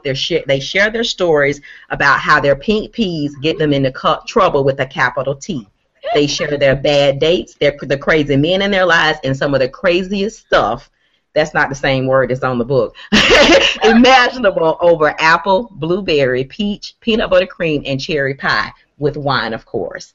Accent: Waycross, Georgia, United States; my hometown, which is Waycross, Georgia

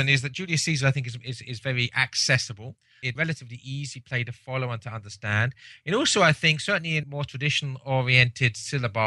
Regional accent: England, United Kingdom; as an Englishman

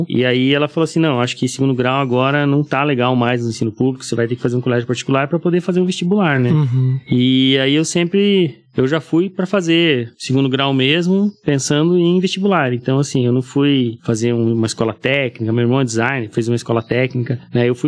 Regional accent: Antonina, Paraná, Brazil; also born or lived in Curitiba; Eu sou de uma cidade do litoral, 80 e poucos quilômetros de Curitiba. Na, tá no litoral do Paraná, chama Antonina. É uma cidadezinha pequena, uns 14 mil habitantes aí. Eu me criei lá, né?

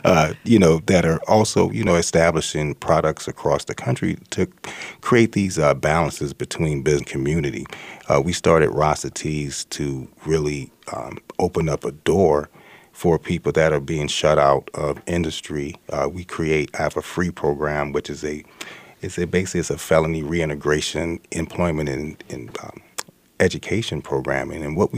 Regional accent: the South, United States; You know, I'm from the South.

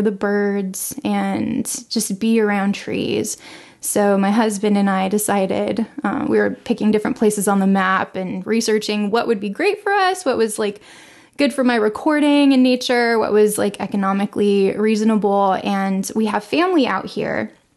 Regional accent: Los Angeles, California, United States; moved away as an adult; now in Longview, Texas, United States; I was born and raised in Los Angeles

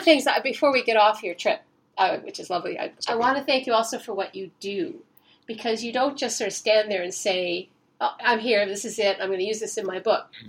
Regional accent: Nova Scotia, Canada; I grew up in Nova Scotia

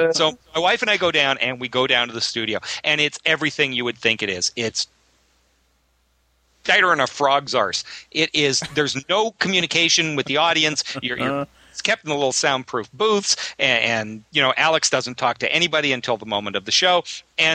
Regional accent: Canada; now in United States; I'm Canadian.

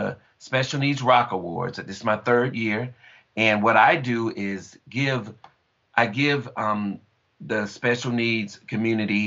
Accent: Jupiter, Florida, United States; moved away; speaking from Florida, Jupiter, Florida, and the way that we're from the South.

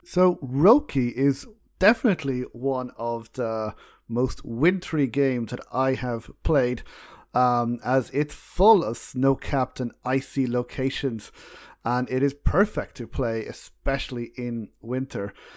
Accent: Ireland; We're both Irish

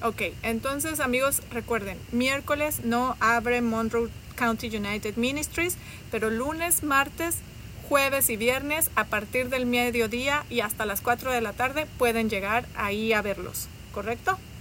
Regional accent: Mexico City, Mexico; moved away as an adult; now in Bloomington, United States; yo soy de la Ciudad de México

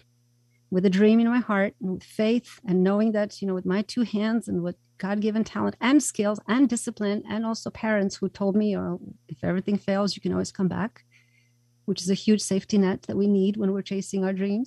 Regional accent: Croatia; moved away as an adult; I was born in Croatia. At the time, it was Yugoslavia

